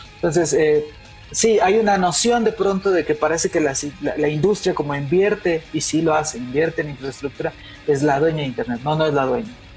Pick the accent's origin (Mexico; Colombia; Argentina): Mexico; nosotros como mexicanas, como mexicanos